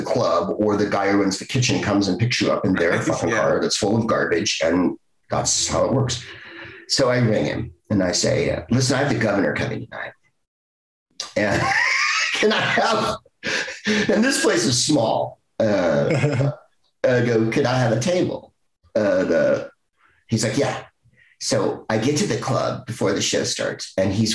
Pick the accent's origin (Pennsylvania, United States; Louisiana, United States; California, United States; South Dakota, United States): California, United States; San Francisco; I'm from San Francisco